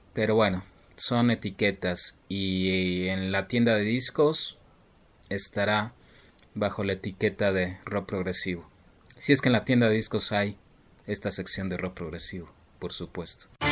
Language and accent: Spanish; Mexico City, Mexico; soy del Distrito Federal